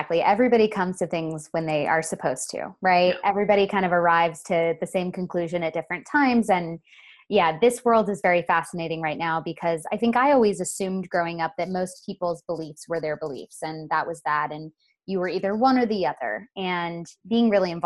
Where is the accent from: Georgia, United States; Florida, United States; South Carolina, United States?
Florida, United States; Sebastian; now in Los Angeles, United States; I'm from Sebastian